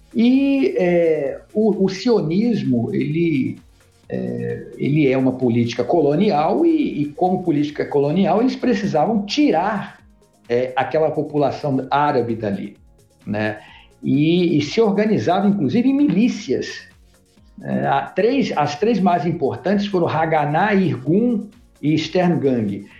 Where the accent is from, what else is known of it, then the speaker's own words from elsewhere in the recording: Rio de Janeiro, Brazil; moved away as an adult; now in Rio Grande do Sul, Brazil; eu sou um cara que sempre fui nascido e criado no Rio de Janeiro